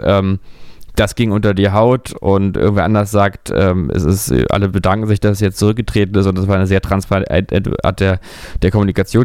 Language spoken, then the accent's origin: German; Berlin, Germany; ich bin ja, wie man weiß, Berliner. Ich bin ja hier in Berlin geboren